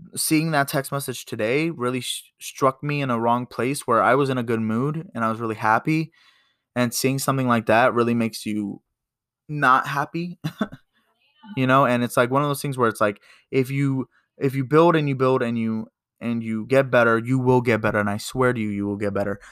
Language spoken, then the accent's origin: English; United States; as an American